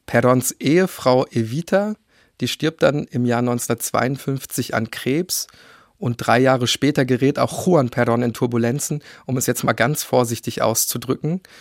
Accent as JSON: {"language": "German", "country": "Germany", "said": "bei uns in Deutschland zumindest"}